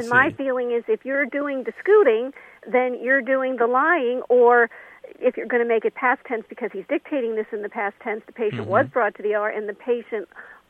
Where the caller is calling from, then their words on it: Connecticut, United States; calling from Connecticut.